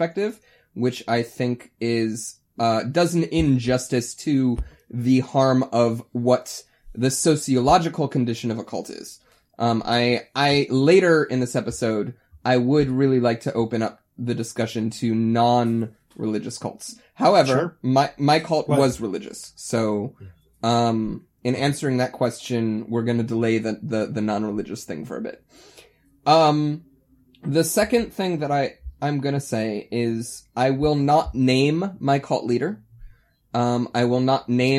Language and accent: English; Ohio, United States; moved away; we're all from Ohio